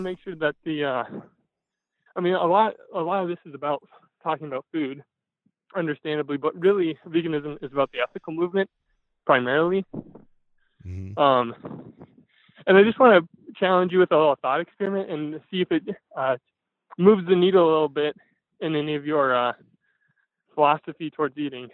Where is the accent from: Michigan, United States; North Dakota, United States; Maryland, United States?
North Dakota, United States; Fargo; I'm from Fargo, North Dakota.